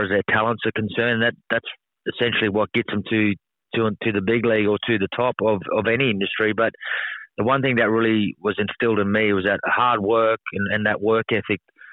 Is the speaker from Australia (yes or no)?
yes; Mount Isa, Queensland, Australia; moved away; It's my hometown. I still call it my hometown. It was a great place to grow up.